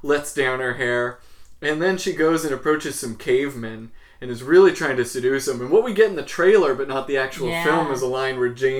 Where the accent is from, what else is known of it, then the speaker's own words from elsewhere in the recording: Visalia, California, United States; growing up in Christian Visalia